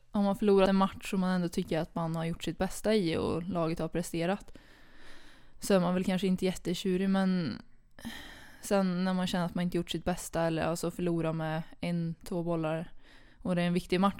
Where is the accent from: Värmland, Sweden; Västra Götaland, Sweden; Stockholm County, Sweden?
Värmland, Sweden; Karlstad; Eh, Karlstad, Skåre.